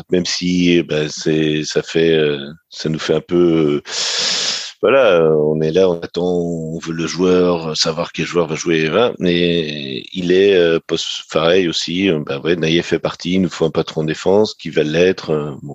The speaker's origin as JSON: {"language": "French", "town": "Rennes", "region": "Brittany", "country": "France", "said": "je peux dire maintenant en tant que Rennais"}